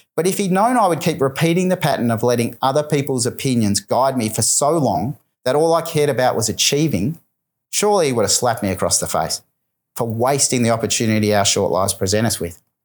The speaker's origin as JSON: {"language": "English", "town": "Melbourne", "region": "Victoria", "country": "Australia", "tie": "born or raised there", "said": "my hometown of Melbourne"}